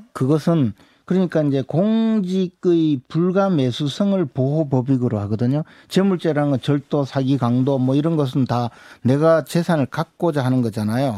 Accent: Uiseong, North Gyeongsang, South Korea; 제 고향이 의성인데 안동이 바로 의성 옆이죠.

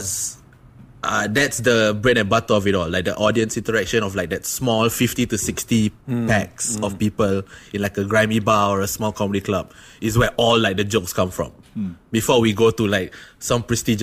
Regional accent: Singapore; I'm Singaporean

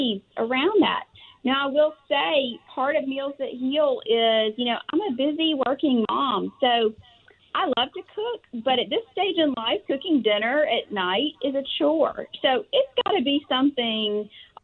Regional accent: Tuscaloosa, Alabama, United States; I am from Tuscaloosa, Alabama

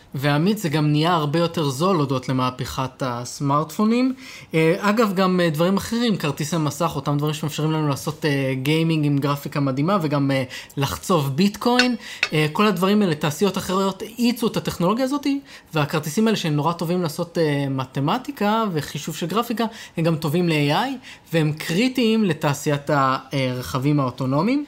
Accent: Israel; אצלנו בישראל

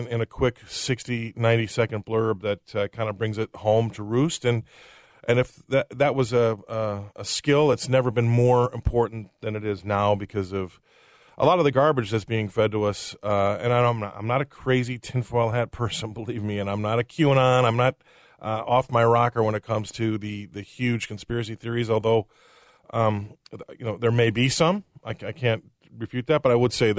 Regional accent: Des Moines, Iowa, United States; moved away; also born or lived in England; I was born here. I'm from Des Moines, Iowa

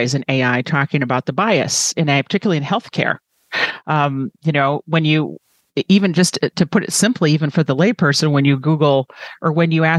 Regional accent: United States; as American

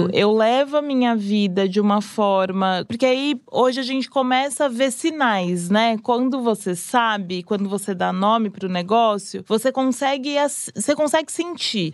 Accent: São Paulo, Brazil; eu sou de Pirituba, nascida e criada ali

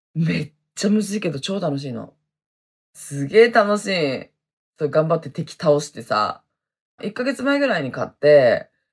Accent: Hokkaido, Japan; accent: Hokkaido dialect; moved away as an adult; also born or lived in Okinawa; 私はね、めちゃめちゃ北海道弁ですね。生まれも育ちも北海道でございますね。

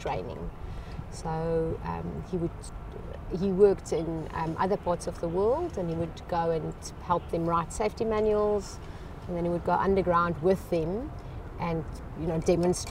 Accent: Klerksdorp, North West, South Africa; now in Charlotte, United States; I was born in Klerksdorp in South Africa

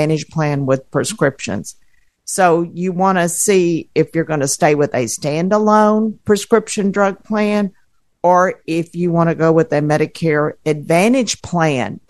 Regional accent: Houston, Texas, United States; I'm from Houston, Texas.

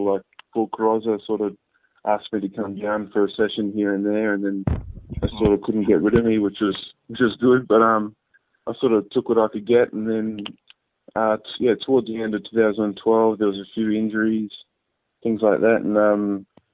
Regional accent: Sunshine Coast, Queensland, Australia; moved away as an adult; also born or lived in Brisbane; now in Canberra, Australia; I'm originally from Sunshine Coast. I was there till I was about 18. I did my whole schooling at Sunshine Coast Grammar School

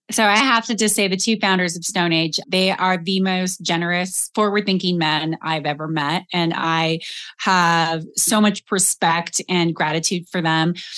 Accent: Colorado, United States; moved away as an adult; also born or lived in Austin, Texas; I grew up in Colorado.

